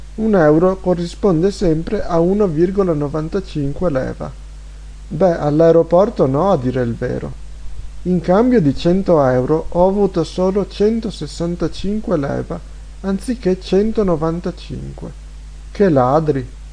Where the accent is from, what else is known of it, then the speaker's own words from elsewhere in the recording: Italy; moved away; che vengo dall'Italia